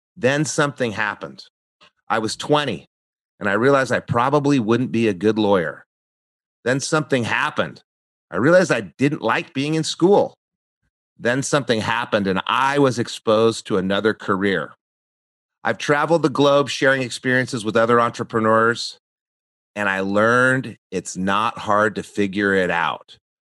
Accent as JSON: {"language": "English", "region": "New Mexico", "country": "United States", "tie": "born or raised there", "also_born_or_lived": "Santa Barbara, California", "moved": "as an adult", "said": "I grew up in New Mexico"}